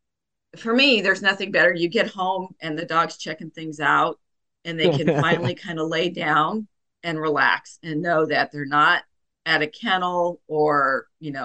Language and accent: English; East Coast, United States; now in Ventura, United States; I am kind of from the East Coast